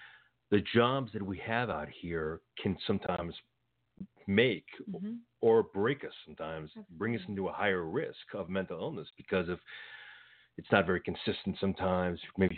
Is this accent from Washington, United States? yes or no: no; Los Angeles, California, United States; I grew up in Los Angeles